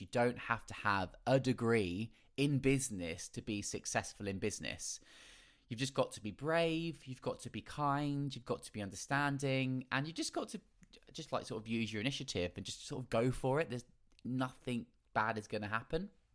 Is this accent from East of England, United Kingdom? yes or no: yes; Felixstowe, East of England, United Kingdom; moved away as an adult; also born or lived in London; I did lots of amateur dramatics in my hometown in Felixstowe